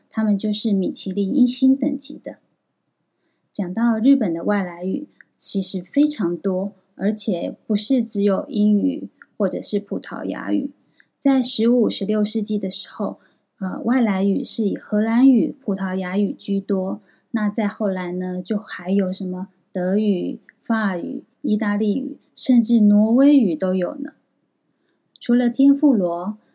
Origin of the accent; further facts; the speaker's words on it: Taiwan; moved away as an adult; now in Kyoto, Japan; 小岛先生知道我是台湾人之后